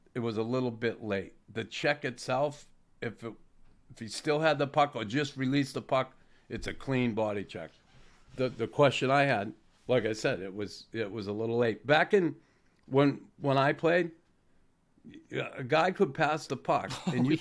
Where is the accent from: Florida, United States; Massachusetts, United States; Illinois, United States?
Massachusetts, United States; Boston; my hometown, Boston